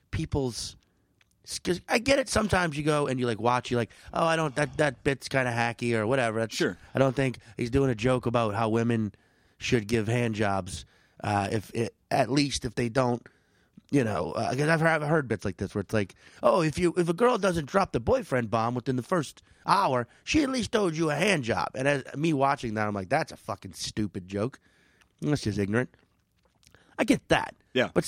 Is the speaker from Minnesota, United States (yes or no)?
yes; St. Paul, Minnesota, United States; Oh, I'm from uh, St. Paul.